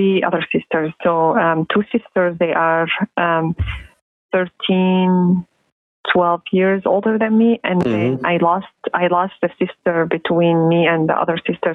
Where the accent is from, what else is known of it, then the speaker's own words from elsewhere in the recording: Damascus, Damascus Governorate, Syria; moved away; I grew up. In Syria, North Damascus